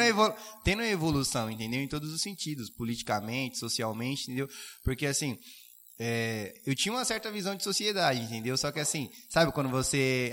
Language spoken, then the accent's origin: Portuguese; Suzano, São Paulo, Brazil; eu sou de Suzano e trabalho em Caeiras